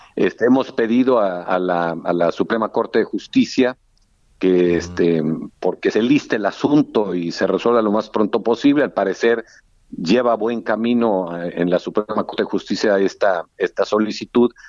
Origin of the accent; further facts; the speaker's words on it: Reynosa, Tamaulipas, Mexico; paisano mío, somos de Reynosa